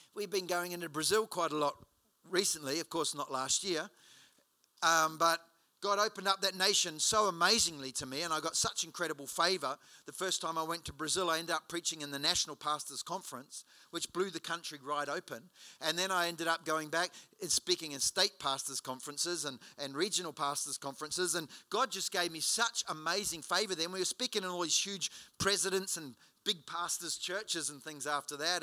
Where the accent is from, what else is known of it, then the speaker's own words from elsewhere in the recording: Hawera, Taranaki, New Zealand; moved away; I was in my hometown in Hawera in New Zealand a couple of years ago.